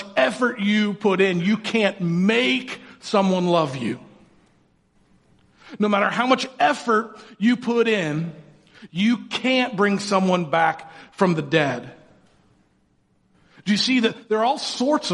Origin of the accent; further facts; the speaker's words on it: Indiana, United States; I grew up in Indiana